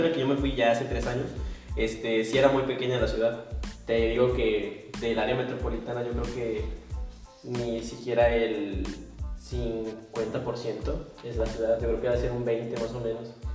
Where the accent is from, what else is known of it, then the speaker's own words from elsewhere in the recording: Morelia, Michoacán, Mexico; moved away as an adult; now in Monterrey, Mexico; soy de Morelia, Michoacán, muy bonita ciudad, colonial